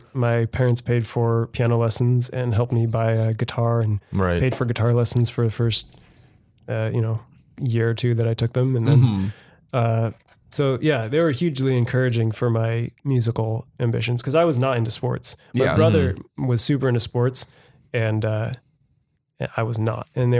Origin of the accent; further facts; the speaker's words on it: San Jose, California, United States; This is my hometown. Not too far from here is where my parents still live. And born in Good Sam, I think.